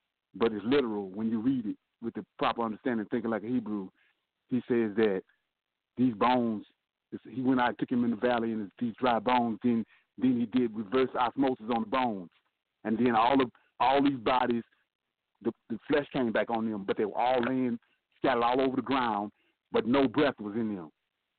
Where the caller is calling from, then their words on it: Gretna, Louisiana, United States; I'm calling from Geretta, Louisiana.